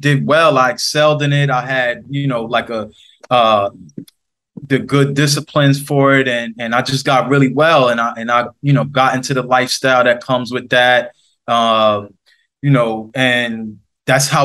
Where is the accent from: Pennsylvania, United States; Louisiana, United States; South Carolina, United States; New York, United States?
New York, United States; New York City; I'm from the Queensbridge houses in New York City.